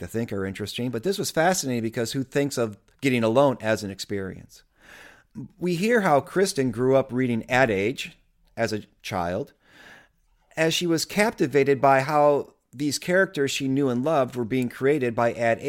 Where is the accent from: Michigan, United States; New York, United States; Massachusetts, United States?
Michigan, United States; Grosse Pointe Park; I'm from Grosse Pointe Park